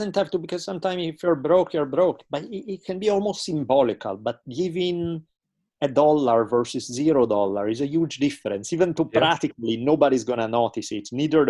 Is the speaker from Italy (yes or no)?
yes; Italy; growing up in Italy, where everything all the time is soccer.